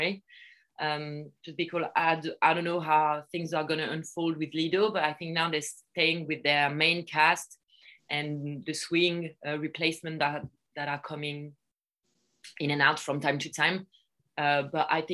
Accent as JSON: {"language": "English", "town": "Paris", "region": "Île-de-France", "country": "France", "tie": "born or raised there", "also_born_or_lived": "Moscow, Russia", "said": "I was born in Paris, and I would say most of my years I spent in Paris. We did travel a bit for my dad's work. So I actually started dancing in Russia, in Moscow. We lived in Russia for 3 years when I was a kid"}